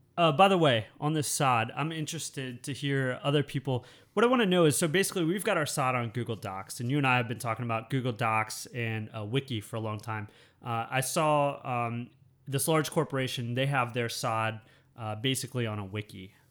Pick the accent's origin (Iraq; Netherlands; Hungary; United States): United States; moved away as an adult; now in Thailand; growing up in the United States